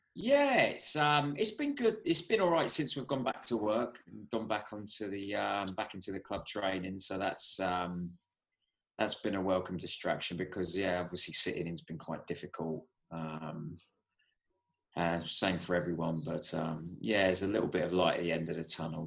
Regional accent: Southampton, South East England, United Kingdom; my hometown club

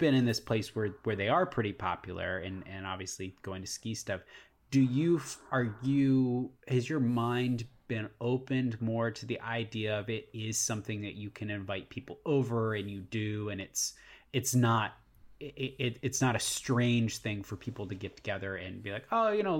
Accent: Virginia, United States; we grew up in Virginia, which very much has four seasons

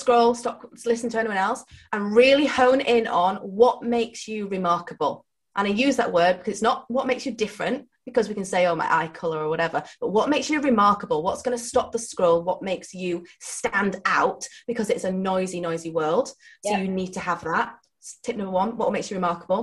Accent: Yorkshire and the Humber, United Kingdom; I'm from Yorkshire

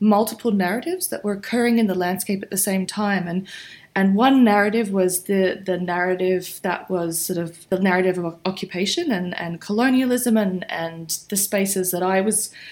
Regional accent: Australia; growing up in Australia, which was very predominantly white

